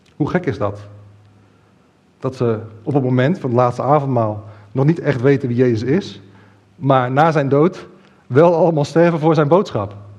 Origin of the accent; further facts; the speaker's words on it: Netherlands; als Nederlanders